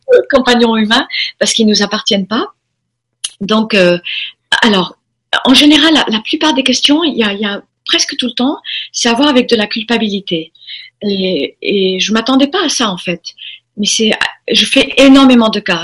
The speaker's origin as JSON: {"language": "French", "town": "Formentera", "region": "Balearic Islands", "country": "Spain", "tie": "born or raised there", "also_born_or_lived": "United States", "said": "je suis élevée dans à Formentera à partir de l'âge de 4 ans. On a quitté les États-Unis, on est venu euh, en Europe"}